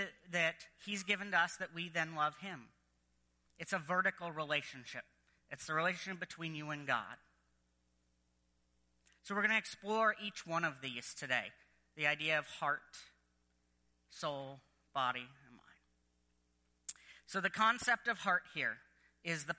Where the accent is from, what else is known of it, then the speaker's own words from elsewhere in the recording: United States; I am American